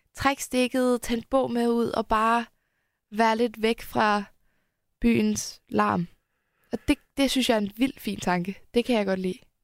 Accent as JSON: {"language": "Danish", "town": "Helsingør", "region": "Capital Region of Denmark", "country": "Denmark", "tie": "born or raised there", "said": "Helsingør, hvor jeg er opvokset"}